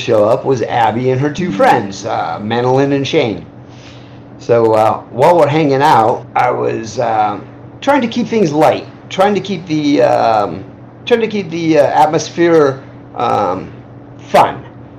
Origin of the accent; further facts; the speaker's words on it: Midwest, United States; The smell of cow farms, yeah. I grew up in the Midwest, where there was a lot of cow farming.